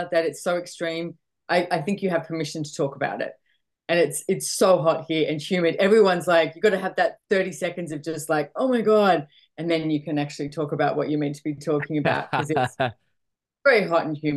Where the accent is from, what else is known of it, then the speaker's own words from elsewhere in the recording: Sydney, New South Wales, Australia; moved away as an adult; also born or lived in London; now in Sunshine Coast, Australia; Yes, I'm from Australia, born and bred in Sydney, Australia. I live on the Sunshine Coast now.